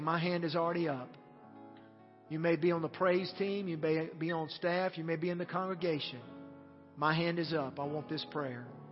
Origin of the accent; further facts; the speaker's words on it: United States; As American Christians